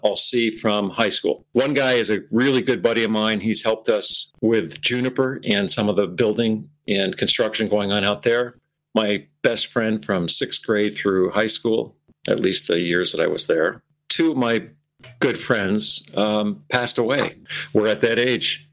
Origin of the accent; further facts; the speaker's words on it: Burlington, Vermont, United States; moved away; my entire formative years growing up in the Burlington area